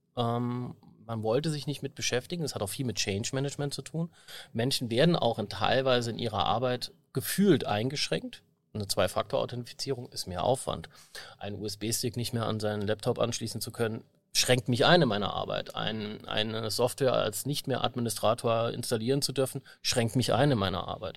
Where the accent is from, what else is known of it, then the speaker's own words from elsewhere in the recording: Saarbrücken, Saarland, Germany; ich bin auch Saarbrücker